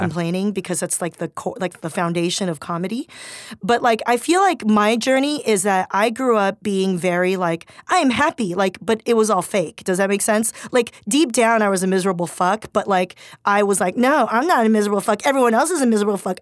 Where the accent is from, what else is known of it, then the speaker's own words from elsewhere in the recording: Torrance, California, United States; moved away as an adult; also born or lived in Swarthmore, Pennsylvania; I grew up in Torrance near Gardena where it was majority, like, communities of color